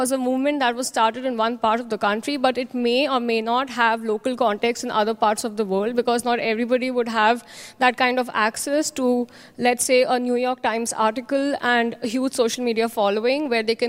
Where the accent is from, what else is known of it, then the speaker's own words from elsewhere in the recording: India; from India